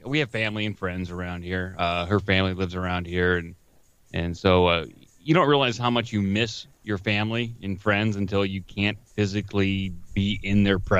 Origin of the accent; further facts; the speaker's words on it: Akron, Ohio, United States; also born or lived in Phoenix, Arizona; Oh, I am from Ohio. I grew up in the Akron, Canton area, but right now I am in I'm north of Columbus. I live outside the city.